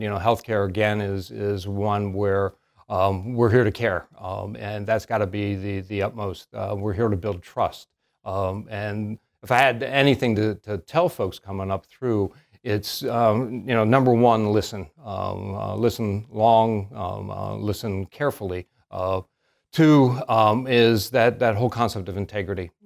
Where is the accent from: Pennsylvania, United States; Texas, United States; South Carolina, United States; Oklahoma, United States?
Pennsylvania, United States; northern; moved away as an adult; now in Salisbury, United States; We knew each other back in my hometown up in northern Pennsylvania